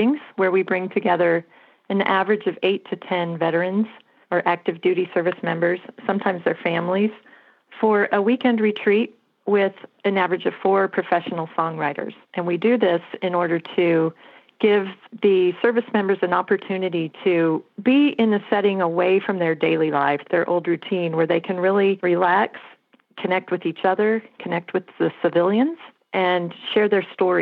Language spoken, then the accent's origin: English; Colorado, United States; moved away; I am from Colorado